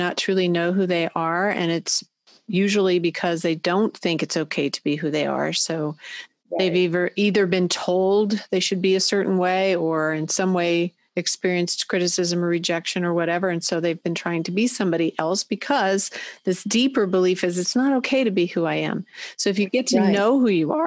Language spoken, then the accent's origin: English; Christiansburg, Virginia, United States; from Christiansburg, Virginia